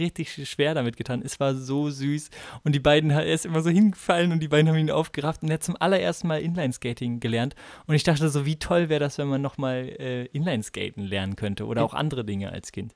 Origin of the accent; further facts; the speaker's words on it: Bremen, Germany; ich komme ja aus Bremen